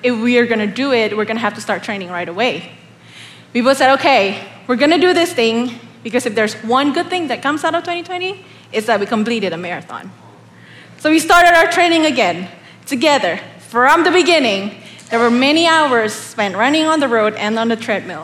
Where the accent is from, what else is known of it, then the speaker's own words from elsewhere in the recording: Indonesia; moved away as an adult; now in Oklahoma, United States; I'm not from America. I come all the way from the beautiful tropical land of Indonesia. I actually moved here in 2013 for school